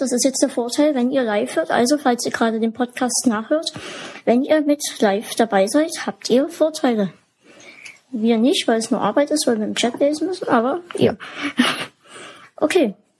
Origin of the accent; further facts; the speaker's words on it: Germany; bei uns in Deutschland